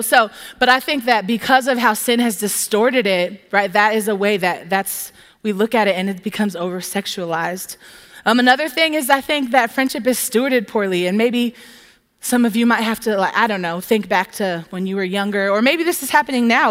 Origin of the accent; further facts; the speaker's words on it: Southern California, United States; now in Tempe, United States; I'm from Southern California